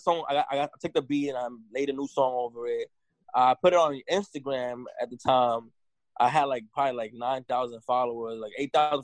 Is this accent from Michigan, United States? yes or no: no; New York City, New York, United States; I grew up in the Lower East Side of New York City